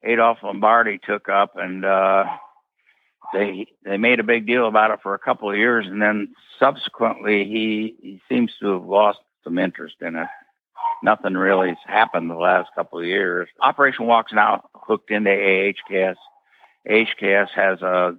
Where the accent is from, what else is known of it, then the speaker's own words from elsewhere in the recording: Iowa, United States; moved away; I was a kid that growing up in Iowa